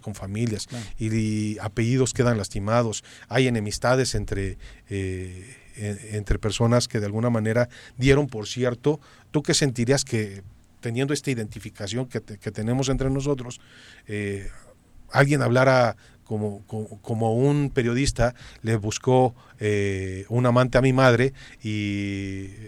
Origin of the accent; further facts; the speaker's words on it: Cuernavaca, Morelos, Mexico; somos de Cuernavaca